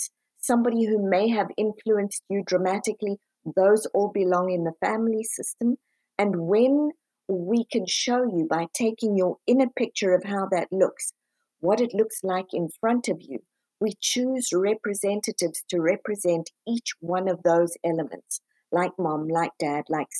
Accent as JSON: {"language": "English", "country": "South Africa", "moved": "yes", "lives_now": "United States", "said": "I'm originally from South Africa, moved over to the US"}